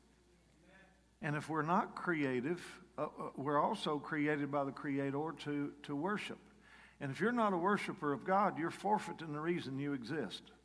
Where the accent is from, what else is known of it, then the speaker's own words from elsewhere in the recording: Kentucky, United States; moved away; I'm from Kentucky. I sort of left Kentucky the week I got saved in one way or another. I got saved at a rock and roll dance in my hometown at a National Guard Armory